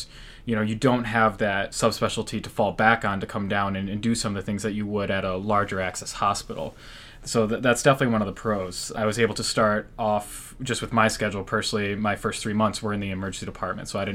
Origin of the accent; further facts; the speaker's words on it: Rochester, Michigan, United States; also born or lived in Grand Rapids, Michigan; born and raised in Michigan, grew up in Rochester, Michigan, just outside of Metro Detroit